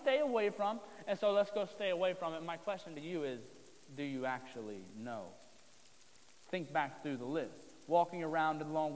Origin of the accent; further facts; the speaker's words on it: Southern Ohio, United States; moved away as an adult; now in Marysville, United States; I grew up in Southern Ohio, which is definitely considered part of the Bible Belt